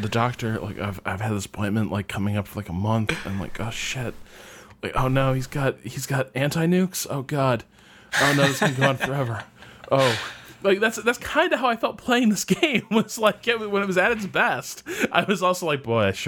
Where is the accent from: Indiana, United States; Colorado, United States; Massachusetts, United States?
Massachusetts, United States; I'm from Massachusetts